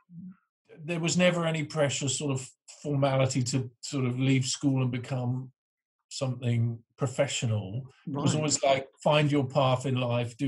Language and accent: English; Northamptonshire, East Midlands, United Kingdom; I grew up in the Northamptonshire, left school at 16, joined the band